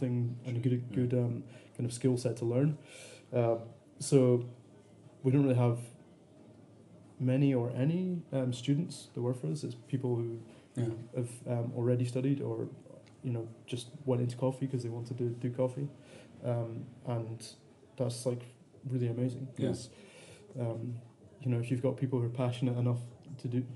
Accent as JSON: {"language": "English", "area": "the Cairngorms", "region": "Scotland", "country": "United Kingdom", "moved": "yes", "lives_now": "Edinburgh, United Kingdom", "said": "I was coming from the Cairngorms"}